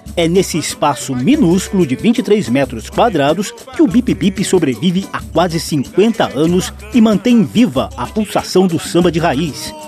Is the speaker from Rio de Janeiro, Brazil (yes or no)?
yes; Rio de Janeiro, Brazil; moved away; eu aproveitei um dos meus retornos à minha terra, esse Rio de Janeiro querido